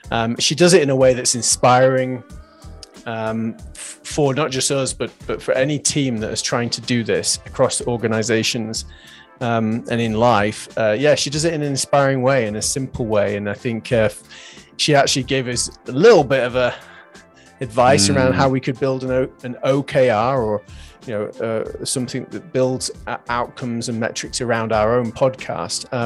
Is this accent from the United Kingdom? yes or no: yes; England, United Kingdom; I'm from England.